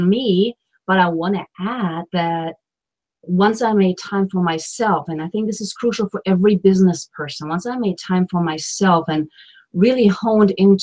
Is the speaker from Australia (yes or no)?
no; Germany; moved away as an adult; now in Washington, D.C., United States; I'm from Germany and here I am in the United States and in the capital of the United States, Washington, D.C.